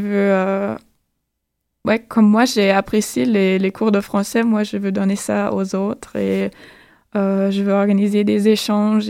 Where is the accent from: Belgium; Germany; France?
Germany; northwest Germany; French is a second language; moved away as an adult; also born or lived in Osnabrück, Germany; now in Montreal, Canada; Je, ne suis pas originaire de, cette ville, mais de la région nord-ouest de l'Allemagne